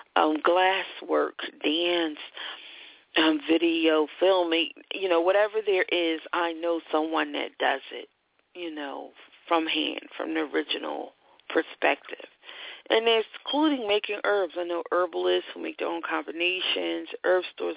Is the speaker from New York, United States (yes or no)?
no; Philadelphia, Pennsylvania, United States; I'm from Philadelphia, and Temple is one of our schools.